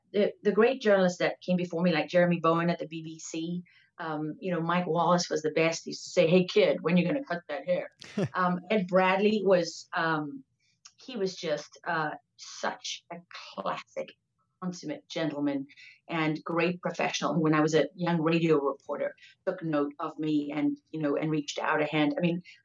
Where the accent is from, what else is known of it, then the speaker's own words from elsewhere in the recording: Durban, KwaZulu-Natal, South Africa; now in Texas, United States; I was born in Durban in South Africa at Mother's Hospital